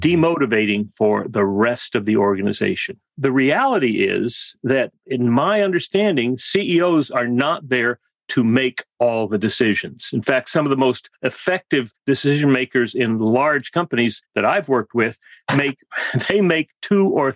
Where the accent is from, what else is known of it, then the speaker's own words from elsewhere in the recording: South Texas, United States; also born or lived in Western Massachusetts; now in Laguna Beach, United States; I grew up in South Texas